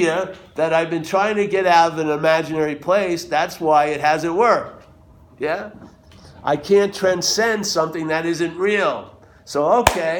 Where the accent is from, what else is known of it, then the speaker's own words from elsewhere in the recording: New York, United States; I'm from New York